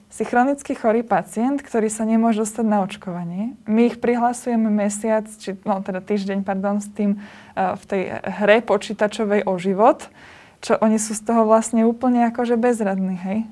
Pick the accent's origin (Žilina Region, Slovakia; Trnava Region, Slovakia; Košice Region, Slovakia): Žilina Region, Slovakia; Liptov; my sme z Liptova